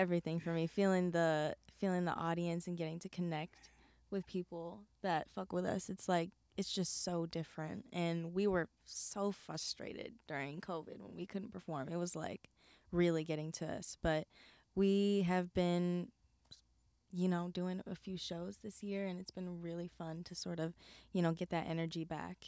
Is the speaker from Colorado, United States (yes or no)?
no; California, United States; I am from California, born and raised.